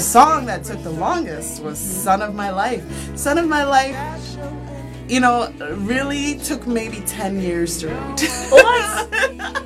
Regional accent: Nigeria; moved away; I'm originally from Nigeria

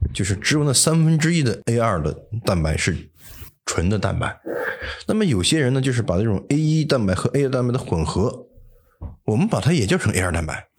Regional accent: China; 我们中国人可以吃，但是不能吃多

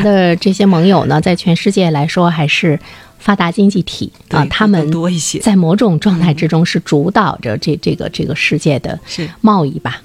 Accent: China; 我们中国人

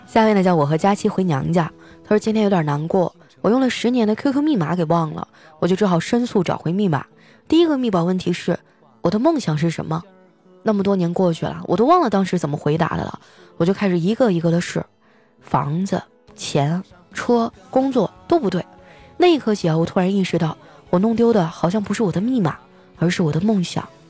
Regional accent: Qitaihe, Heilongjiang, China; now in Shanghai, China; 我老家的房子也不贵，我老家是七台河嘛，好像我走那年大概是两千多块钱一平，一百平米的房子也就二十多，二十多万

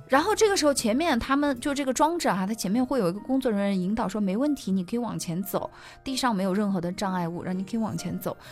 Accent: Sichuan, China; now in Yunnan, China; 我们四川那边叫熊家婆

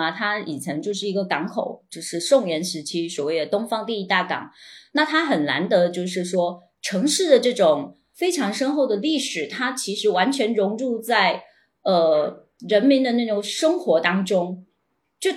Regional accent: Quanzhou, Fujian, China; 就是我是在那种村村子长大的，我我比较擅长处理就是我跟邻里有关系、跟人的这种关系吧，就是。泉州的这种老城的社区，其实它就像一个村，就是我们的社区

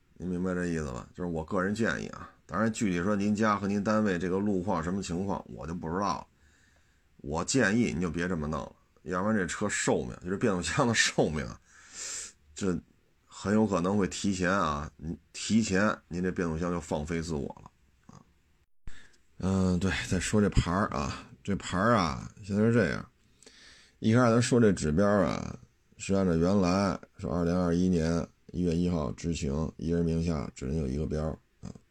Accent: Beijing, China; accent: Beijing; 因为我北京，北京口音已经很重了

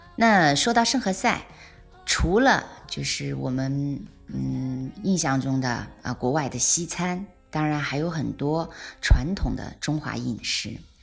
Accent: China; 即使移居到了国外，吃总是我们中国人顶顶关心的一个大问题

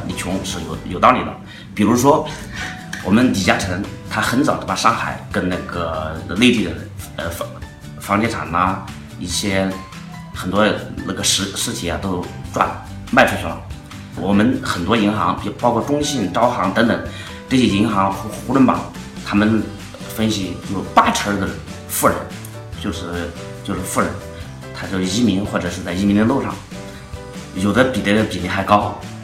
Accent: China; 我们中国人最习惯于在泡沫里面游泳

